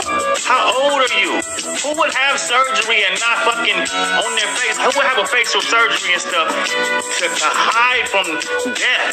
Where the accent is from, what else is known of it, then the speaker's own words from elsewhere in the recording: Los Angeles, California, United States; I'm from Florence to Normandy